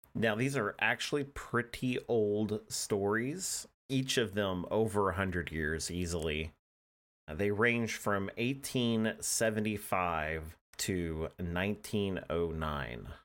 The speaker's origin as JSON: {"language": "English", "region": "Oklahoma", "country": "United States", "said": "I'm an Oklahoman"}